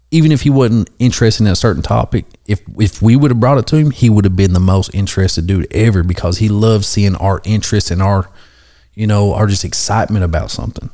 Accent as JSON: {"language": "English", "town": "Cincinnati", "region": "Ohio", "country": "United States", "moved": "yes", "lives_now": "McCreary County, United States", "said": "I'm from Cincinnati originally"}